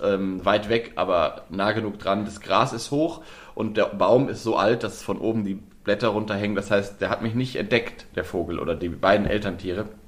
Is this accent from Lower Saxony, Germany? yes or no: yes; Lower Saxony, Germany; ich komme ja aus Nordwest, ja. Ähm, Nieder, Niedersachsen, Nordwestdeutschland